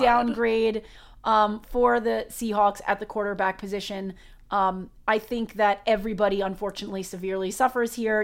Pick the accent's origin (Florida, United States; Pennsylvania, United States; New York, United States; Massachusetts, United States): New York, United States; I'm from New York